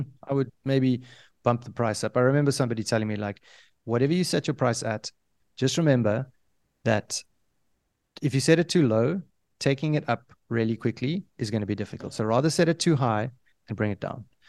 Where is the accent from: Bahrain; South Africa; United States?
South Africa; I come from Africa, I consider myself an African